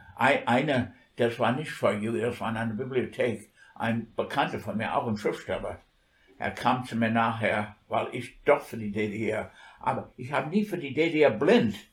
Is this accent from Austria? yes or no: no; New York, United States; German is a second language; moved away as an adult; now in Germany; New York, das ist meine Heimatstadt